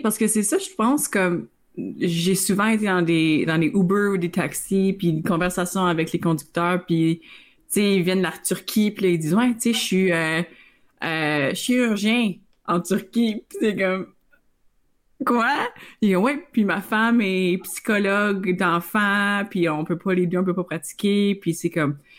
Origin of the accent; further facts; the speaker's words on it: Northern Ontario, Canada; moved away as an adult; now in Ottawa, Canada; moi puis Camille, on vient du nord de l'Ontario